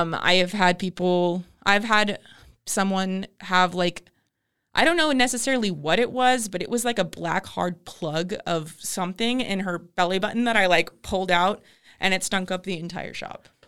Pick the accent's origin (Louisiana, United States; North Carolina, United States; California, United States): California, United States; El Cajon; moved away as an adult; also born or lived in Ventura County, California; I grew up in El Cajon